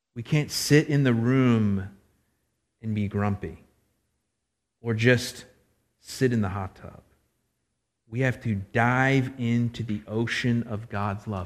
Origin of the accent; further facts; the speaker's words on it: Florida, United States; I'm from Florida